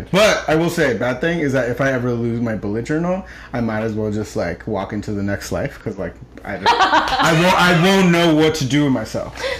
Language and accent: English; El Salvador; so as I said, I'm Central American, so like really proud Salvi over here.